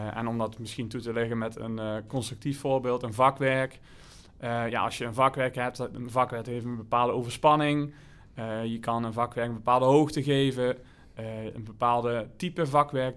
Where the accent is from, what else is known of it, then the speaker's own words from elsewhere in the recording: Limburg, Netherlands; moved away; also born or lived in Spain; ik kom uit Limburg, dorpje naast elkaar